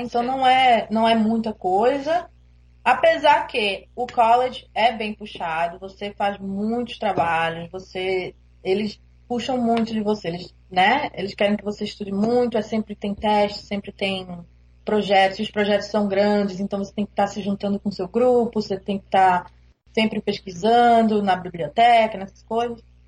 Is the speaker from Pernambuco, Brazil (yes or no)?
yes; Recife, Pernambuco, Brazil; moved away as an adult; now in Toronto, Canada; eu sou de Recife